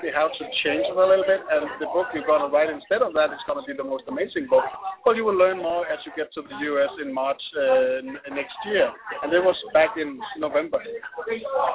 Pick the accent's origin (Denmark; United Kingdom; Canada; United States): Denmark; I'm from Denmark.